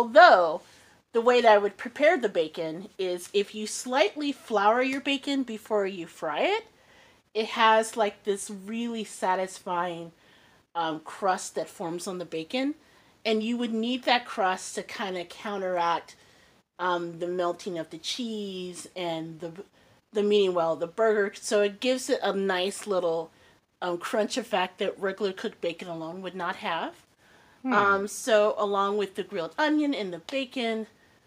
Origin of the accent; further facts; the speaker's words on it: Indianapolis, Indiana, United States; also born or lived in Mississippi; I grew up in Indianapolis